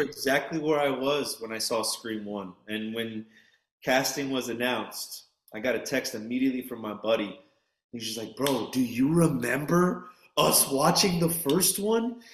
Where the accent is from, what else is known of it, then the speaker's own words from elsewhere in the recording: New York City, New York, United States; I'm a New Yorker